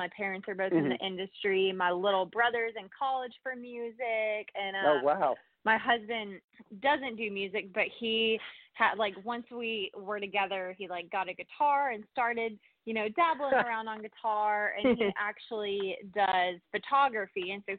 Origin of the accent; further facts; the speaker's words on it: Nashville, Tennessee, United States; I am from Nashville, Tennessee, actually born and raised in Nashville.